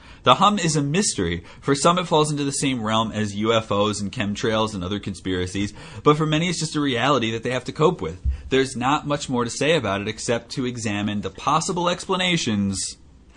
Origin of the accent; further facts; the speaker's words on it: New Jersey, United States; moved away; Back in New Jersey, in my hometown, I lived by an airport